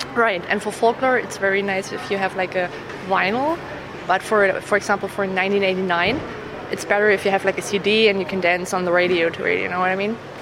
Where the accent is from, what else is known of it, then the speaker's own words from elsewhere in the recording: Germany; I'm from Germany